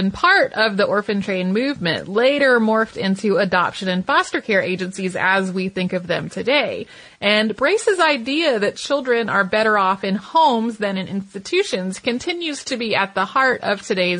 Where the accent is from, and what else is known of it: Santa Fe, New Mexico, United States; born or raised there